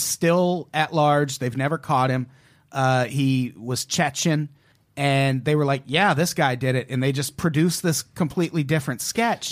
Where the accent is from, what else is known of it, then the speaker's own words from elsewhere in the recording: United States; as an American